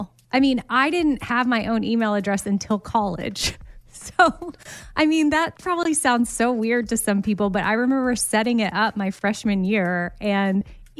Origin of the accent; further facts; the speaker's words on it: Austin, Texas, United States; And the number she was texting with was an Austin area code, which I was born and raised in Austin.